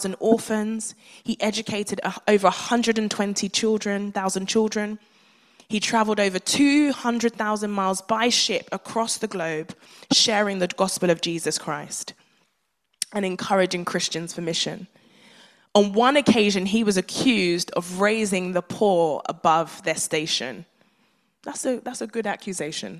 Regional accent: Nigeria; being a Nigerian child

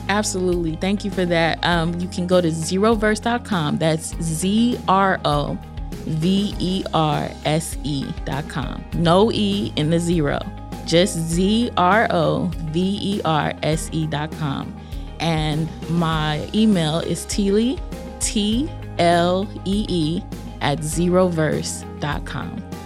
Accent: Los Angeles, California, United States; now in Durham, United States; I originally was born and raised in Los Angeles, California

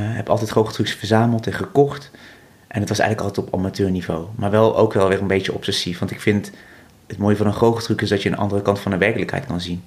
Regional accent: Vught, North Brabant, Netherlands; ik ben geboren, geboren in Vught

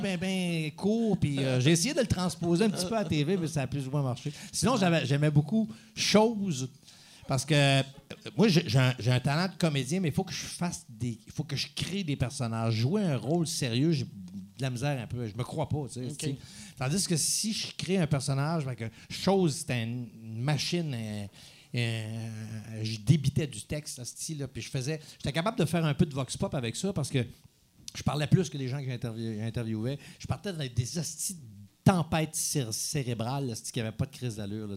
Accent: Saint-Pierre-Baptiste, Quebec, Canada; dans mon village natal

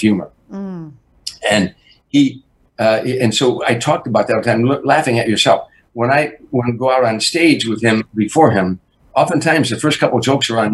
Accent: Harvey, Illinois, United States; moved away; also born or lived in Chicago; I was a kid from Harvey, Illinois

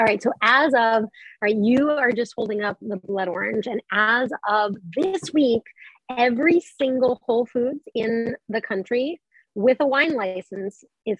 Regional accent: Colorado, United States; I did not grow up there at all. I grew up in Colorado

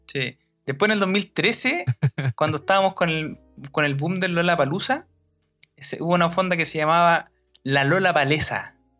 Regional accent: Cauquenes, Maule, Chile; moved away; also born or lived in Chillán; yo cuando era chico vivía en Cauquenes

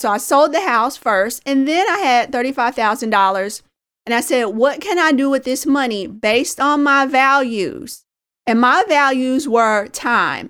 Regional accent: Indianapolis, Indiana, United States; a young girl growing up in Indianapolis, Indiana

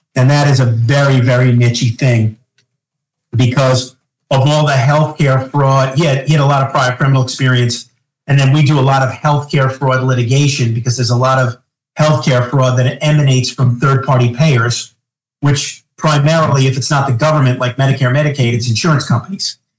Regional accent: Long Island, New York, United States; moved away as an adult; also born or lived in Manhattan, New York; now in Greensboro, United States; I grew up on Long Island, and then my last 10 years was in Manhattan. Now I'm in Greensboro, North Carolina, since March of 2022

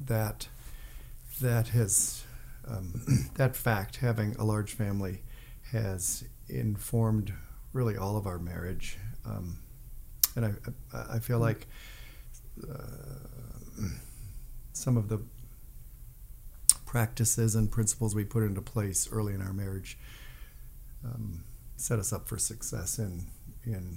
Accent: Northbrook, Illinois, United States; moved away; I grew up in Northbrook, Illinois

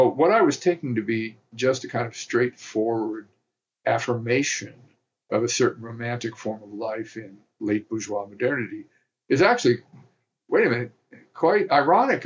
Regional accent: the South, United States; I come from the South

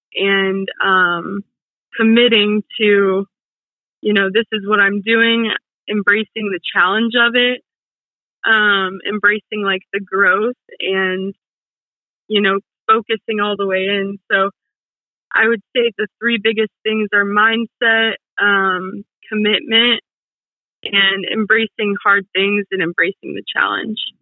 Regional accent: Toledo, Ohio, United States; also born or lived in Cincinnati, Ohio; I am from Ohio, the Toledo area over in Ohio

